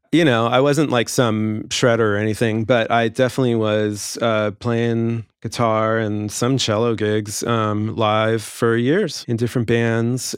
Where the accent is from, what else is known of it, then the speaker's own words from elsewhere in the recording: Los Angeles, California, United States; also born or lived in England; I grew up in the Valley and took lessons out in the Valley